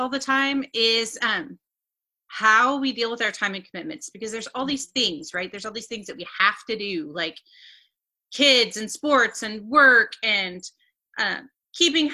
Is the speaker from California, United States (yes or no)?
no; Northeast Missouri, United States; I'm from Northeast Missouri